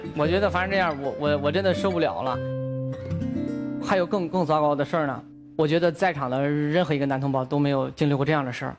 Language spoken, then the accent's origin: Chinese; Jinan, Shandong, China; moved away as an adult; now in Weifang, China; 我还一直留在济南，毕竟咱济，我们济南人